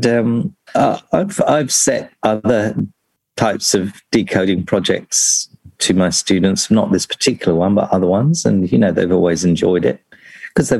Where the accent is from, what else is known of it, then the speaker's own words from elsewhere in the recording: London, United Kingdom; moved away as an adult; now in Australia; I'm originally from London, and so I was new to Australia